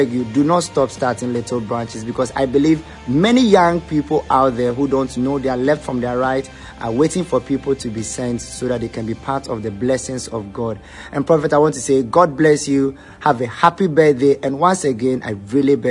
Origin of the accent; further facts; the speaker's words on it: Teshie, Greater Accra, Ghana; I grew up in Teshin, a very bad place.